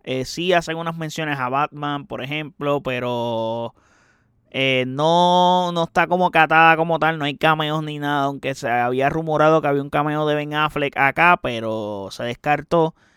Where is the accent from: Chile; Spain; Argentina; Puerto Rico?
Puerto Rico; soy puertorriqueño